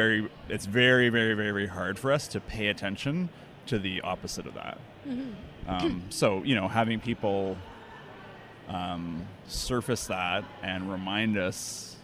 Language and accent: English; Toronto, Ontario, Canada; I'm from Toronto.